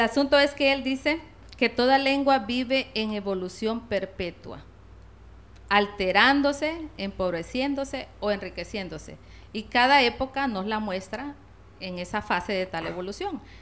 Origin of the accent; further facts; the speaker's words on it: La Paz, Honduras; Soy de La Paz.